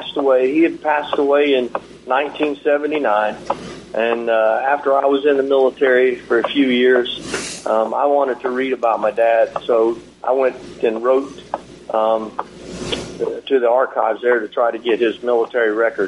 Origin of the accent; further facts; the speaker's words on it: Fort Riley, Kansas, United States; born there; Hey, I was born in Fort Riley, Kansas, in 1959. I'm an old Army brat. It's Fort Riley's an old Army post there in the middle of nowhere in Kansas.